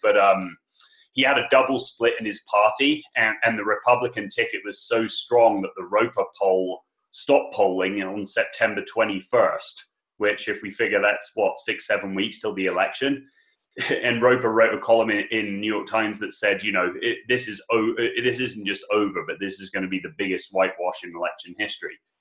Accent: England, United Kingdom; I'm English

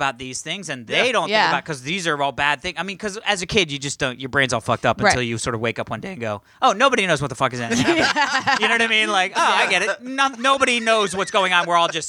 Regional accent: Virginia, United States; now in Los Angeles, United States; Like, it was not middle America, but I grew up in Virginia.

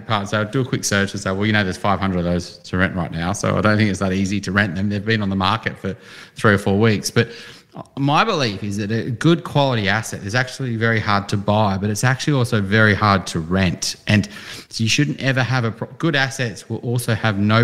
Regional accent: Newcastle, New South Wales, Australia; moved away; when I grew up in Newcastle and I'm like, that's nowhere near the city

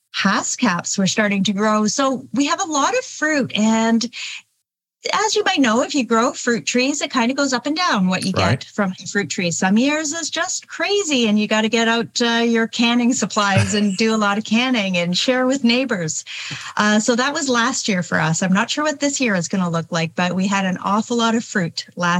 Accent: Southern Ontario, Canada; I grew up in Southern Ontario, about an hour outside of Toronto, Ontario

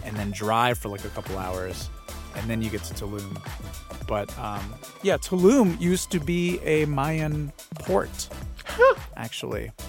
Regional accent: San Pedro Sula, Cortés, Honduras; I am from San Pedro Sula, Honduras.

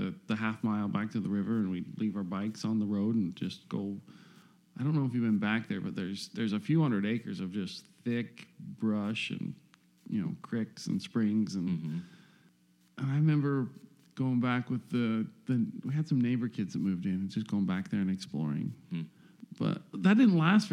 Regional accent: Rigby, Idaho, United States; in Rigby, Idaho there, yeah. Out in farming country. But I grew up in it was a trailer house that sat right where my parents' house sits

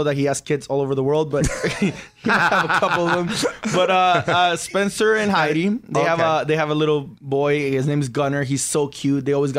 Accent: Tijuana, Baja California, Mexico; We call them adobada because we're from Tijuana, but for the Americans

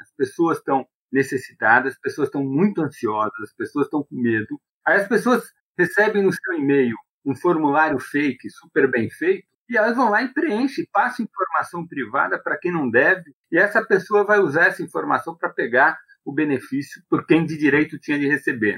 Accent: Brazil; eu sou brasileiro

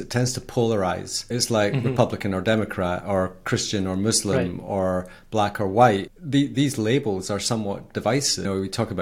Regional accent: Scotland, United Kingdom; I'm Scottish.

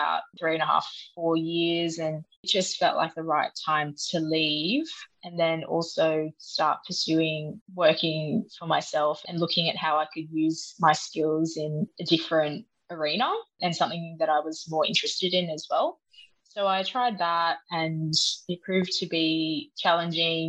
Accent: Sydney, New South Wales, Australia; moved away as an adult; I grew up in Sydney

